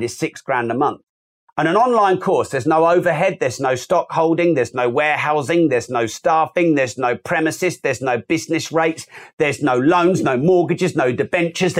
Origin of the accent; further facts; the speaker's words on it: United Kingdom; I'm British